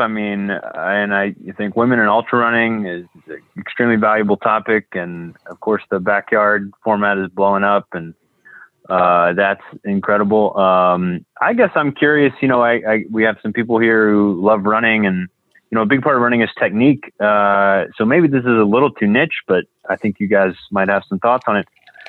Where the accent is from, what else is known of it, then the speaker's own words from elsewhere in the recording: Columbus, Ohio, United States; I'm from Columbus, Ohio.